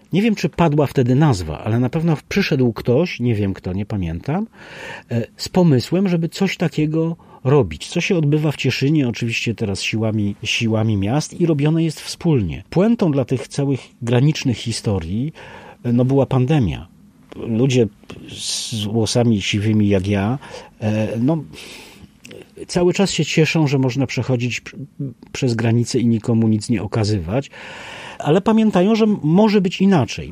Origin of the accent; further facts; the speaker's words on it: Bielsko-Biała, Silesian Voivodeship, Poland; ja jestem z Bielska Białej